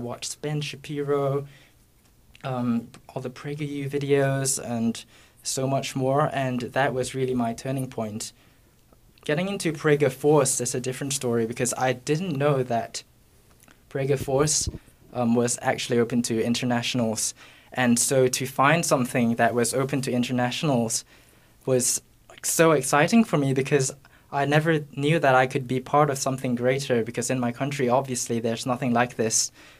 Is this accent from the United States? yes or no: no; Singapore; Hi, I'm …, and I'm from Singapore.